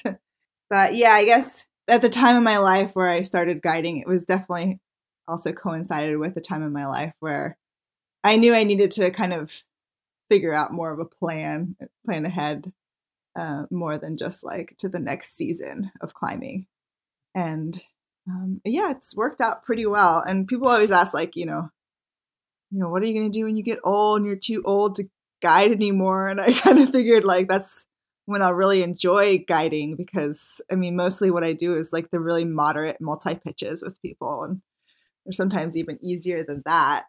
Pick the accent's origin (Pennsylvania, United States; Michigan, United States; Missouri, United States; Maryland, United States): Maryland, United States; moved away as an adult; also born or lived in Yosemite; I grew up in Maryland